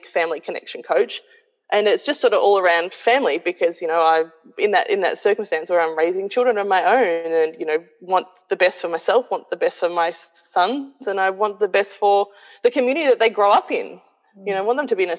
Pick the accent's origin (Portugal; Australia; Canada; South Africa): Australia; moved away as an adult; also born or lived in New Zealand; I moved back to my hometown in Australia